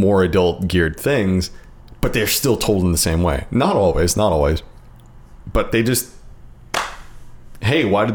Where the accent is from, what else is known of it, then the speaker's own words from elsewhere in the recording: United States; as an American